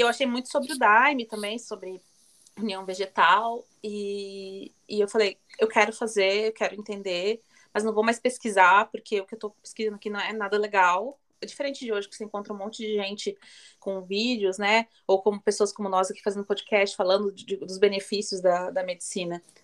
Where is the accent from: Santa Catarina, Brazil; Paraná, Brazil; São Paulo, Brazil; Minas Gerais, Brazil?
Santa Catarina, Brazil; Joinville; eu sou de Joinville, Santa Catarina, no sul